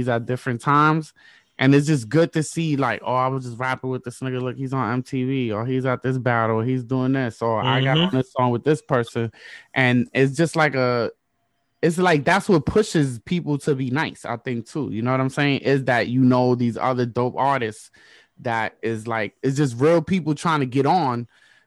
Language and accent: English; New York, United States; moved away as an adult; I'm from New York.